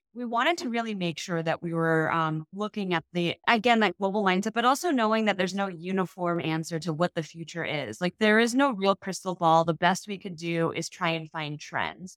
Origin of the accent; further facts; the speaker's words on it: Chicago, Illinois, United States; as a Chicagoan, as, you know, an Asian, a woman, mother who lives in Chicago